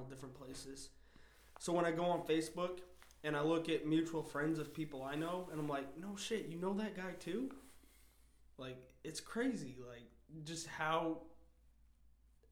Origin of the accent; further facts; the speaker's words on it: Maine, United States; moved away as an adult; I'm from Maine and I plan on going back there eventually